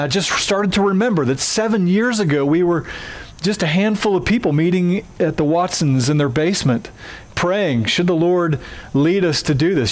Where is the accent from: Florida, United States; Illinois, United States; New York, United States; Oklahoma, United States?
Oklahoma, United States; accent: twangy; moved away; I have a twangy accent at times because I'm from Oklahoma, and in Oklahoma, we do weddings different than y'all do here